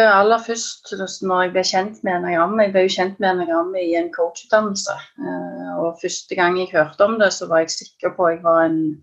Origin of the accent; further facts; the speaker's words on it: Stavanger area, Rogaland, Norway; jeg er fra Stavanger-området